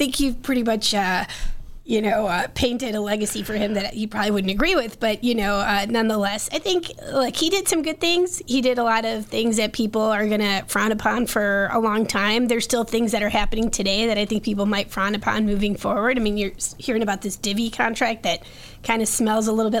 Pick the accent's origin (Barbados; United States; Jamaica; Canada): United States; Chicago, Illinois; as a Chicagoan